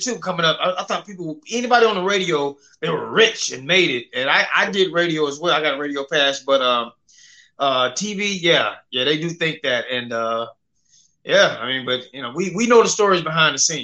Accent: Memphis, Tennessee, United States; also born or lived in Cleveland, Ohio; I was born in Cleveland, Ohio, but mostly raised in Memphis

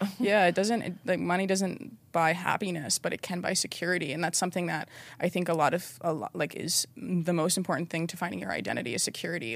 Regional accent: North Carolina, United States; I grew up like in North Carolina and my parents were very traditional

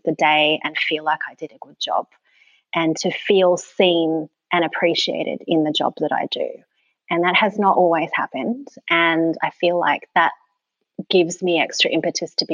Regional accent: Sydney, New South Wales, Australia; moved away as an adult; also born or lived in Tasmania; growing up in Sydney is very much a place that awards being hard and shiny

